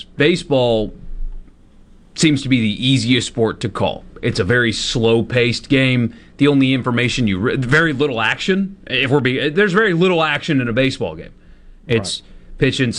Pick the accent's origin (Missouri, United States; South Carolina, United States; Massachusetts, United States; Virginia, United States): South Carolina, United States; growing up in South Carolina, literally across the country